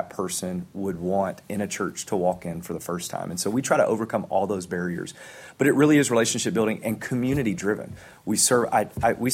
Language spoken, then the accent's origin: English; Memphis, Tennessee, United States; I'm from Memphis.